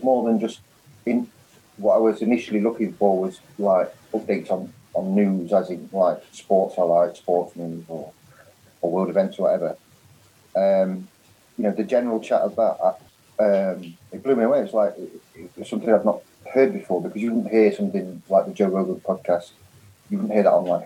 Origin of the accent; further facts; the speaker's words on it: Nottinghamshire, East Midlands, United Kingdom; now in Spain; I'm originally from Nottinghamshire. I live in Spain these days